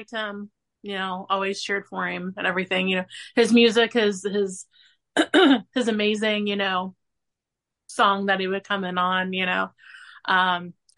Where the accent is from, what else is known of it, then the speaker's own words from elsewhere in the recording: Mount Orab, Ohio, United States; also born or lived in Williamsburg, Ohio; grew up in Mount Orb, Ohio. Now I live in Williamsburg